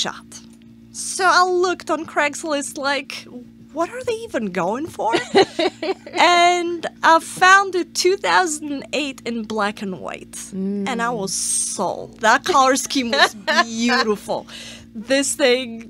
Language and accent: English; Poland; moved away as an adult; now in United States; I'm from Poland. I've only been here for 7 years